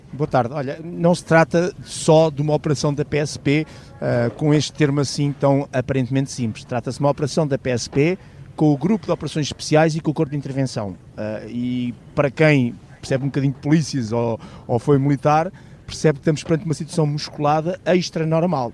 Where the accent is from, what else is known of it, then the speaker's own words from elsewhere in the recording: Portugal; a mim como português